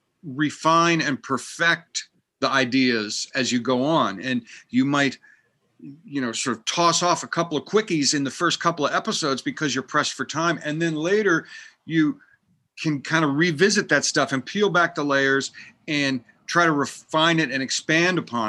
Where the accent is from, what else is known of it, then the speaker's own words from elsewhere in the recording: United States; moved away as an adult; also born or lived in Pennsylvania / Vermont / Massachusetts / Manhattan; now in California, United States; I grew up in Pennsylvania and Vermont and went to college in Massachusetts